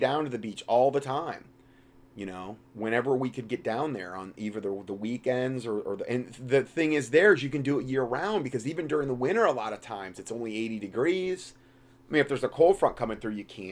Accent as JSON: {"language": "English", "town": "Fort Myers", "region": "Florida", "country": "United States", "tie": "born or raised there", "also_born_or_lived": "Salem, Ohio", "said": "I grew up in Fort Myers, Florida."}